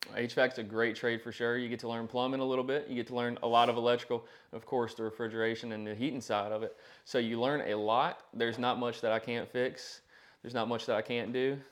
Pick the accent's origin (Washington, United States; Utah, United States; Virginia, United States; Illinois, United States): Virginia, United States; Danville; I was raised in the Danville, Pennsylvania County area.